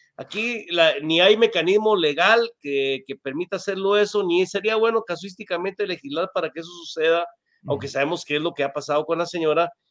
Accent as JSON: {"language": "Spanish", "country": "Guatemala", "said": "como guatemaltecos"}